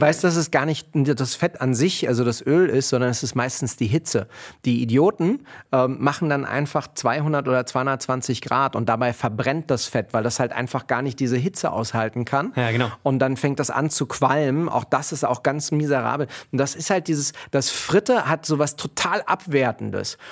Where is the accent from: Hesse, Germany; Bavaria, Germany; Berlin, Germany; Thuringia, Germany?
Berlin, Germany; Ich bin ja in Kreuzberg groß geworden